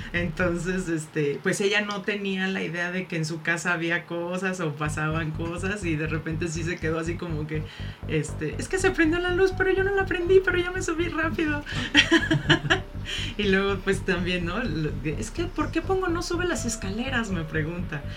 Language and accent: Spanish; Mexico; Como mexicanos